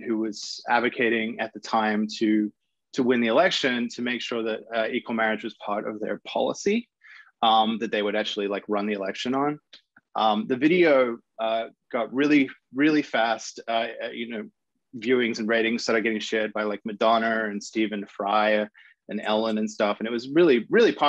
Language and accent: English; Sydney, New South Wales, Australia; I grew up in Sydney, Australia